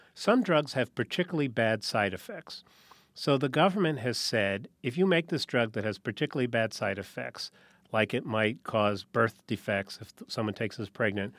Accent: New Haven, Connecticut, United States; I grew up in New Haven, Connecticut.

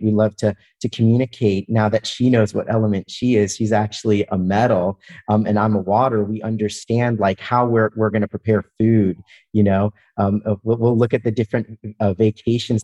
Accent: Atlanta, Georgia, United States; I'm originally from Atlanta, Georgia, so I'm a huge Atlanta sports fan

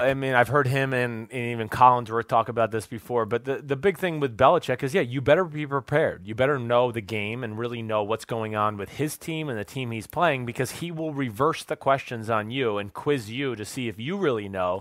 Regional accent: New Jersey, United States; a few guys from my hometown in Jersey

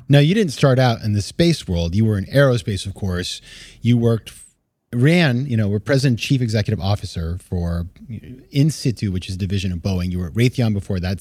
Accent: Maine, United States; when I was a kid, I I grew up in Maine

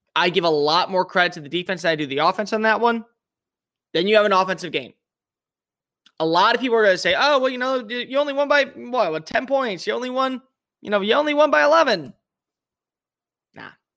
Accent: Big Ten country, Midwest, United States; I grew up in Big Ten country

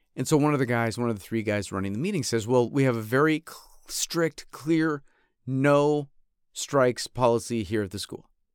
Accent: upstate New York, United States; also born or lived in Fontana, California; now in Los Angeles, United States; I grew up in upstate New York

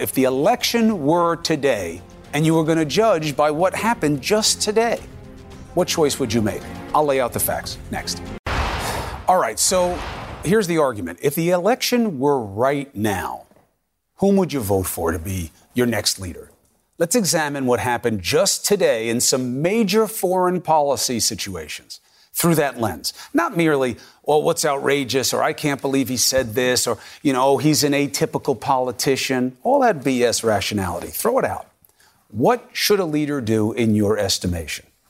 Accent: New York City, New York, United States; growing up in Queens where, you know, we all knew Jewish people, Christian people

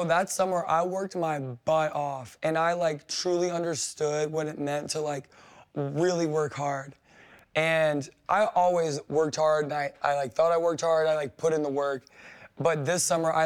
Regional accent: New Orleans, Louisiana, United States; I went to LSU and I'm from New Orleans

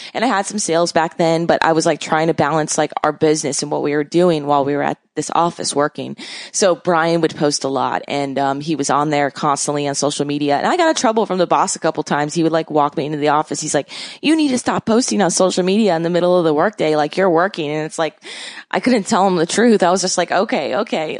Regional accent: Miami, Florida, United States; I basically grew up in Miami

